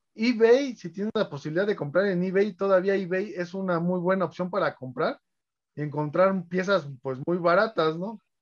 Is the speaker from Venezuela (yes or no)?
no; Mexico City, Mexico; soy coleccionista de la Ciudad de México